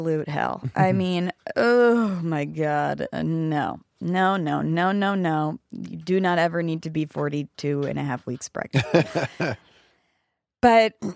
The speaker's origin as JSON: {"language": "English", "region": "East Coast", "country": "United States", "tie": "born or raised there", "moved": "yes", "lives_now": "Los Angeles, United States", "said": "we grew up with cicadas on the East Coast"}